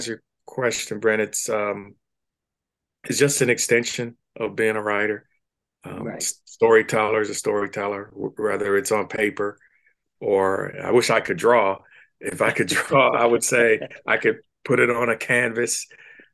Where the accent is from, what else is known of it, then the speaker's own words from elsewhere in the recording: Cincinnati, Ohio, United States; growing up in Cincinnati